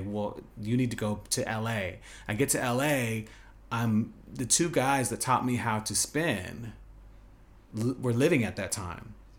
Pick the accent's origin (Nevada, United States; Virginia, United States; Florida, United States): Nevada, United States; Las Vegas; moved away as an adult; also born or lived in New York / Los Angeles / China / Dubai; growing up in Vegas, high school